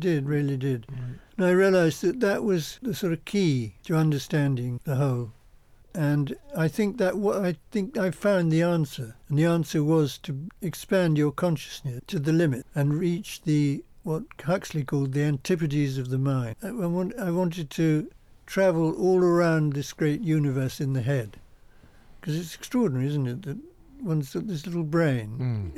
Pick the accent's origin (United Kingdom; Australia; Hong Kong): United Kingdom; Essex, East of England; I was born in Essex in a little farmhouse